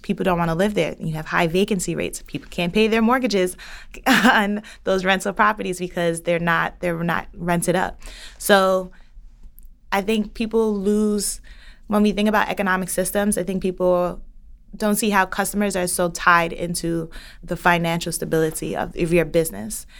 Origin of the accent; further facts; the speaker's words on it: New York City, New York, United States; I grew up in the Bronx